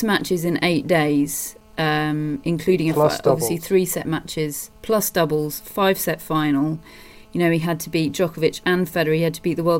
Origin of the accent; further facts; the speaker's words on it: United Kingdom; I'm British